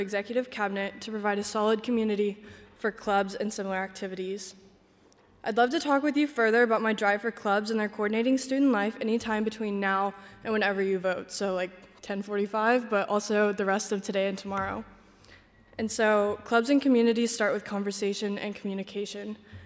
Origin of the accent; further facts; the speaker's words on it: Crestwood, Kentucky, United States; I'm from Crestwood, Kentucky